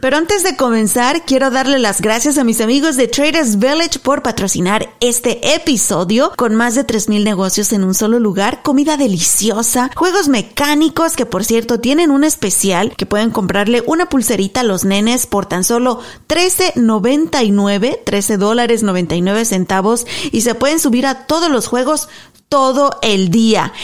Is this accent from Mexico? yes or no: yes; Mexico; also born or lived in Garland, Texas; now in United States; mi gente linda de México, mis paisanos, mi pueblo, mi tierra